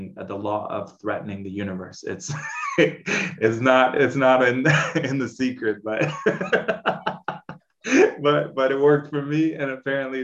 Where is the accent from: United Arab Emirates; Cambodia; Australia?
United Arab Emirates; Dubai; Growing up in Dubai, it's this huge caste system